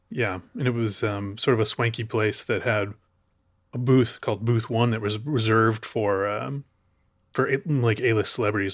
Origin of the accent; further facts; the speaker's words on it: Chicago, Illinois, United States; moved away; I'm from Chicago.